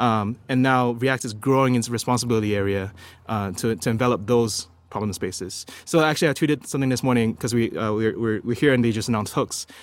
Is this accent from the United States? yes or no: no; Singapore; I'm from Singapore.